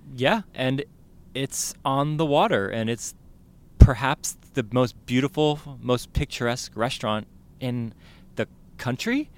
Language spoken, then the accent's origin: English; South San Francisco, California, United States; I grew up in the Bay Area, I grew up in South City